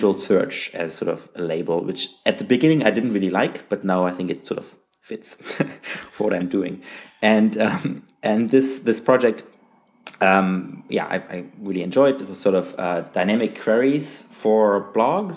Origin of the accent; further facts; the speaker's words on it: Magdeburg, Saxony-Anhalt, Germany; moved away as an adult; also born or lived in Calgary, Canada; I actually started a university in my hometown at the University of Magdeburg in Germany